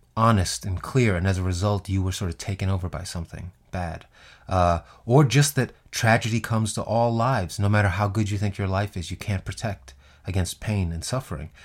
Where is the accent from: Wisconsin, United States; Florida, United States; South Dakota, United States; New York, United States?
New York, United States; New York City; Growing up in Queens as a black kid